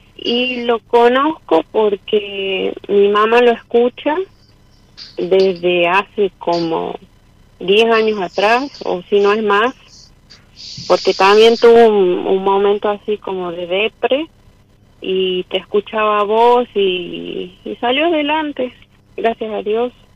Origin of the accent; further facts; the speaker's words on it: San Fernando del Valle de Catamarca, Catamarca, Argentina; soy de Catamarca Capital